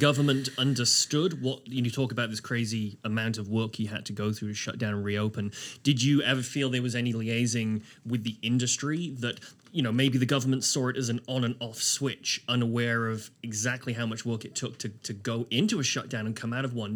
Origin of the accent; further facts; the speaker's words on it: Wales, United Kingdom; moved away as an adult; now in Halifax, Canada; I am British. I'm a Welshman